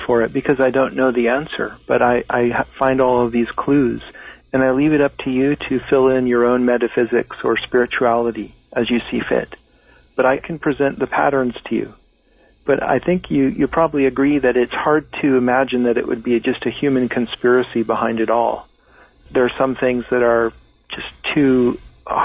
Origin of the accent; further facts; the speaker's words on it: Laguna Beach, California, United States; born there; I was born in Laguna Beach, California, which is at 33 degrees 30 minutes north.